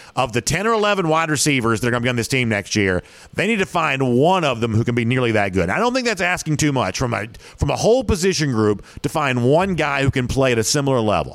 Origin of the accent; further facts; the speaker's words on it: Gainesville, Georgia, United States; I grew up in Gainesville